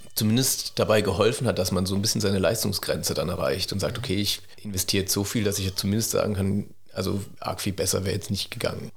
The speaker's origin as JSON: {"language": "German", "area": "near Mannheim", "region": "Baden-Württemberg", "country": "Germany", "tie": "born or raised there", "also_born_or_lived": "Cologne / Heidelberg", "said": "ich bin in der Nähe von Mannheim aufgewachsen"}